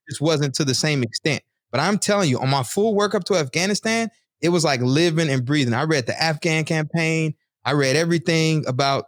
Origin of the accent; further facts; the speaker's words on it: the South, United States; moved away; I'm from the South